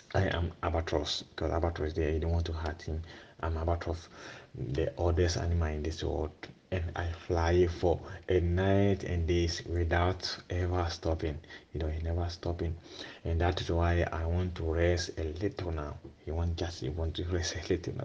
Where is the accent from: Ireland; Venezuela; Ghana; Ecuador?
Ghana; English is a second language; now in Gravina di Catania, Italy; I'm coming from Ghana. I'm staying in Gravina, Catania.